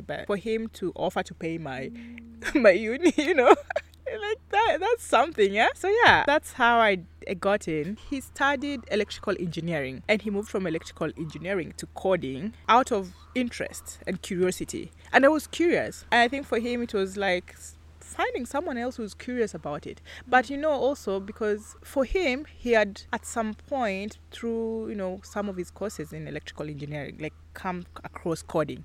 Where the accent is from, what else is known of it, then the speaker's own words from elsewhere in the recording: Kisumu, Kisumu County, Kenya; also born or lived in Nyeri; I'm from Kisumu and I grew up, I've basically grown up in Kisumu. I was not born here, but um, I was born in Nyeri